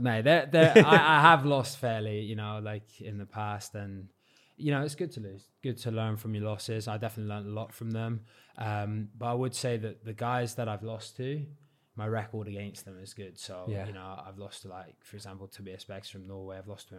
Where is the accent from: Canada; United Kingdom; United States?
United Kingdom; South West England; So when I go back down, because I don't have a Cornish accent, they're like looking at me.